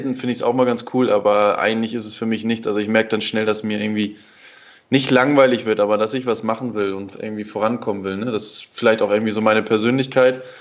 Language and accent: German; Germany; klar, ich als Deutscher lerne dann hier schon, dass man ab und zu auch mal ein bisschen einfach äh, ja, sich, entspannen, sich entspannen sollte